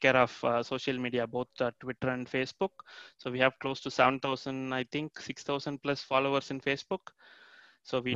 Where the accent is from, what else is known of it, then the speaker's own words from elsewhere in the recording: India; now in Canada; I'm actually from India originally, and then I moved to Canada